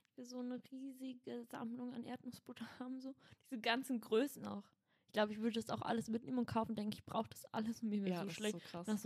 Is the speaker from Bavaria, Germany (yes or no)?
no; Berlin, Germany; Nee, ich komme aus Schöneberg.